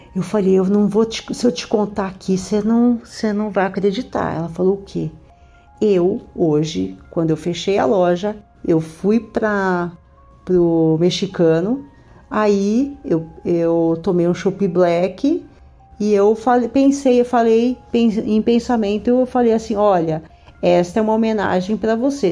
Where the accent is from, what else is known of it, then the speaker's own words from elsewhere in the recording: São Paulo, Brazil; now in Rio de Janeiro, Brazil; eu moro no Rio de Janeiro, mas sou paulista.